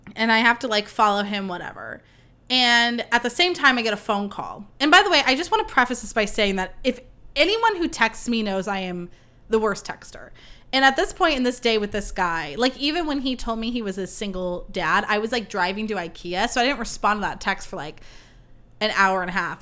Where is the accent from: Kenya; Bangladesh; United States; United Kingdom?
United States; Livermore, California; born or raised there; moved away as an adult; now in Campbell, United States